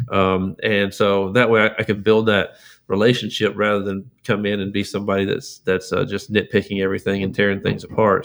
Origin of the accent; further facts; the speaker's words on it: Lufkin, Texas, United States; I grew up in, uh, Lufkin, Texas